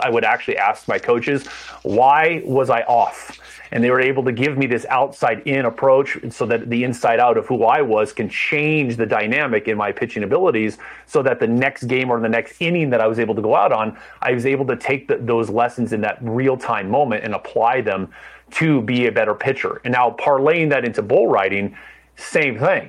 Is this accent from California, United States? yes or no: yes; Orange County, Southern California, United States; also born or lived in San Diego; I grew up in Orange County